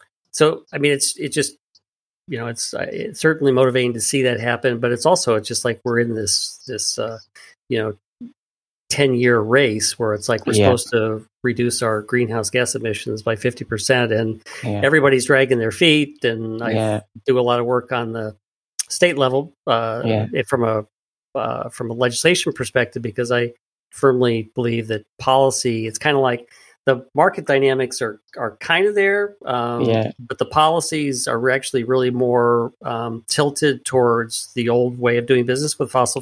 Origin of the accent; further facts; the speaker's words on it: Chicago, Illinois, United States; my hometown of Chicago